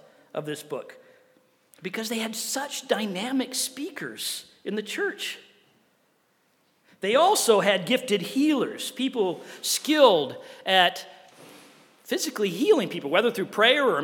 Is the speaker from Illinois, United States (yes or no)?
yes; Wheaton, Illinois, United States; I grew up in Wheaton, Illinois, right at the center of the Bible Belt of the Midwest.